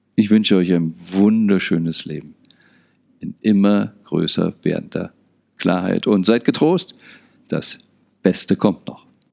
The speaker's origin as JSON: {"language": "German", "region": "Berlin", "country": "Germany", "tie": "born or raised there", "said": "Ich bin unter anderem in Berlin aufgewachsen"}